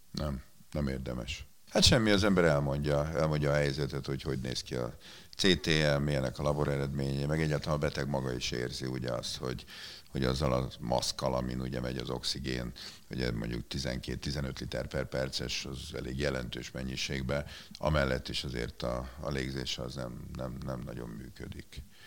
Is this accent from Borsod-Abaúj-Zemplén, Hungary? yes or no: no; Budapest, Hungary; én itt nőttem föl nem messze innen, itt a, ugye most itt vagyunk a Vörösmarty téren, a Ferenciek terén